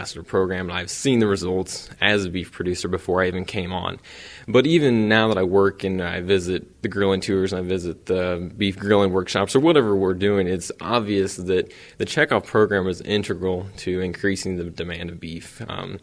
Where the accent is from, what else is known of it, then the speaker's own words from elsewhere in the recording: Eagleville, Missouri, United States; Small town, but raised on a beef